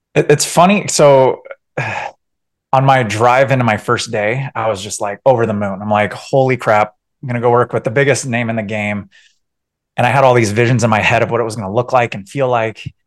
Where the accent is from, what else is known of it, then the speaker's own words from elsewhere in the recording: San Diego, California, United States; moved away as an adult; also born or lived in Orange County, California; now in Colorado, United States; originally from San Diego, Orange County, and then uh, yeah, my my wife and I we actually we left in 2016